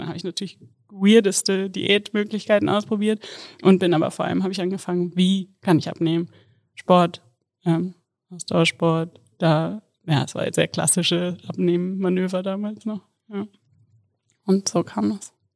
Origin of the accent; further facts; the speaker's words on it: Kassel, Hesse, Germany; moved away as an adult; Ich komme ursprünglich aus Kassel und ja, da war ich tatsächlich bis ich 24 war, nonstop immer im gleichen Haus